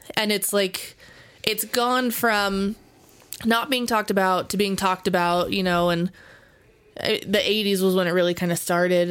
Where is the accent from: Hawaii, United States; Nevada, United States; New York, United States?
Nevada, United States; Las Vegas; I grew up in Vegas